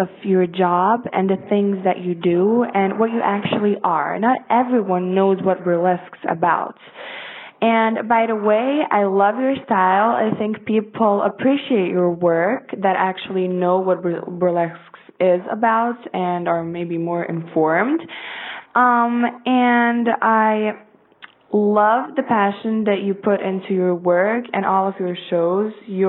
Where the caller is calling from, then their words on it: Sarajevo, Bosnia & Herzegovina; I'm calling from Sarajevo, Bosnia and Herzegovina.